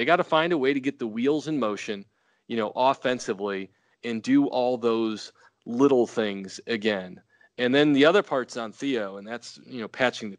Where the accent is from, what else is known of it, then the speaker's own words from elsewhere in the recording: Carbondale, Illinois, United States; You know, we never have to say we're from Carbondale.